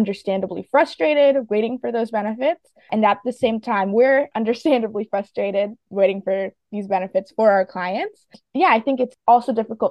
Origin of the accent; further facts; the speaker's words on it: Fairfax, Virginia, United States; I was born in Fairfax, Virginia, and my dad's Turkish and my mom's Colombian. So I did grow up in a really global household